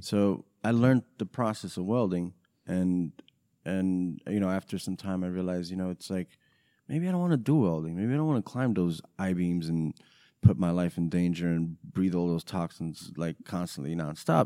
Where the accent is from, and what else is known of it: New York, United States; born or raised there; English is a second language; also born or lived in Romania